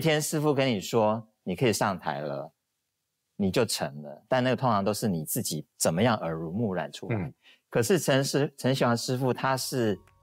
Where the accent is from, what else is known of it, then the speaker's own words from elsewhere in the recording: Shuangxi, New Taipei, Taiwan; 我的出生就是在一个比较，比较古老的地方，因为我，我在新北的双溪出生